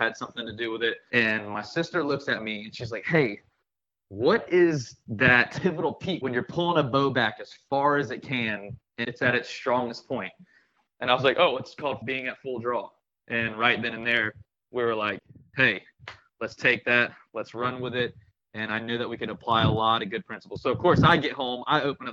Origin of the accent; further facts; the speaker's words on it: Gulf Breeze, Florida, United States; I'm from here. I'm from Gulfbreeze